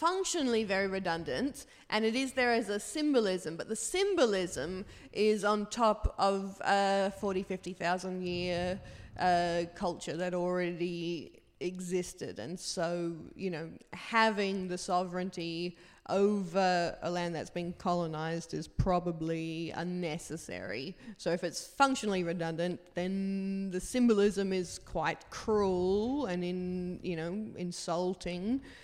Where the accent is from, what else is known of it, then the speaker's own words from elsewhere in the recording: Australia; I'm from Australia